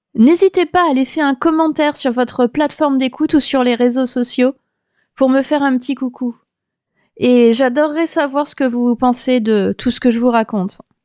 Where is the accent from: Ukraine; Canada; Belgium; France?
France; now in Melbourne, Australia; je suis française euh, de naissance, et j'habite à Melbourne